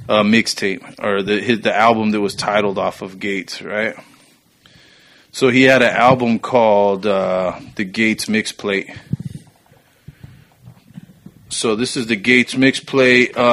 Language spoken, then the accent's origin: English; New Mexico, United States; I'm from New Mexico, bitch.